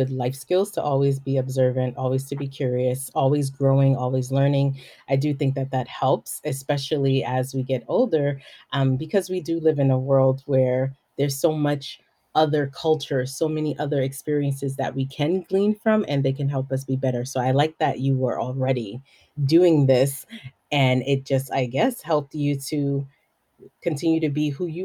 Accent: Belize; moved away as an adult; also born or lived in New York City; Yes, I was born and raised in Belize.

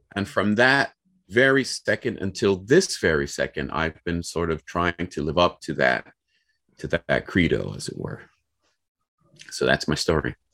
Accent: Cleveland, Ohio, United States; I'm from Cleveland, Ohio

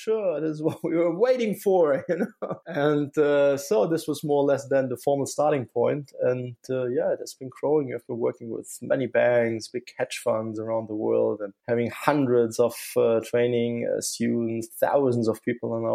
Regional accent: Saarland, Germany; moved back to my hometown in the Saarland area due to the family

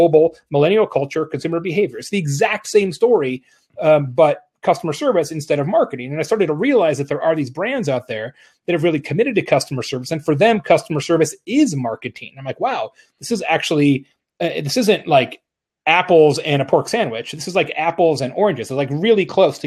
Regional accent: Arizona, United States; moved away; from Arizona originally

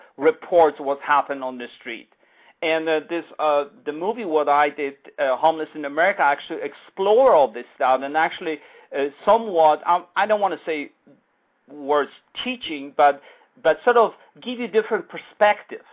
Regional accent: United States; as an American

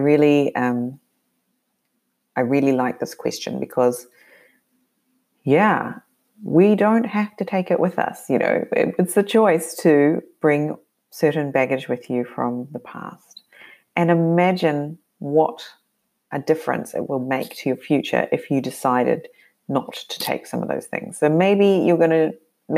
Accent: New Zealand; moved away; I grew up living in New Zealand. I grew up being very mobile, though, within that country.

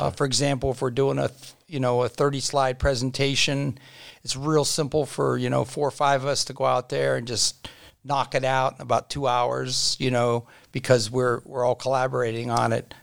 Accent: Dennison and Uhrichsville area, Ohio, United States; growing up in the Dennis and Yuriksville area

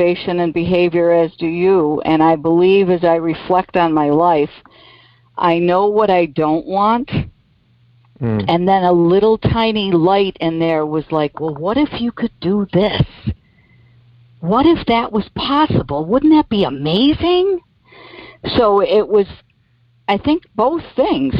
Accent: Silver Creek, New York, United States; moved away as an adult; also born or lived in Buffalo, New York / Florida; I'm from Silver Creek, New York

